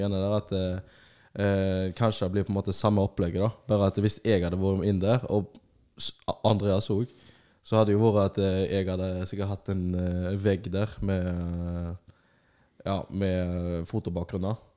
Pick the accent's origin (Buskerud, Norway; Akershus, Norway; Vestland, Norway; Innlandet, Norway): Vestland, Norway; Bergen; er fra Bergen